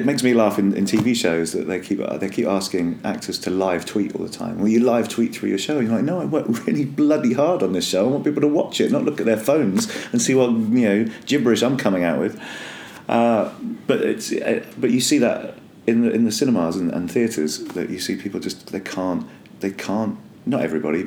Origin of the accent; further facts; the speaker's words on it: Northern Ireland, United Kingdom; accent: Northern Irish; I come from Northern Ireland.